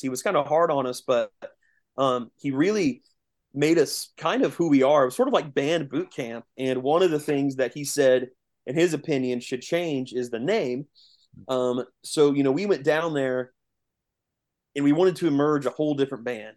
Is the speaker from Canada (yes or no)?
no; east central Indiana, United States; we are um, directly south in Indiana. Um, we're kind of like southeast, east central um, Indiana. So about forty five minutes east of Indianapolis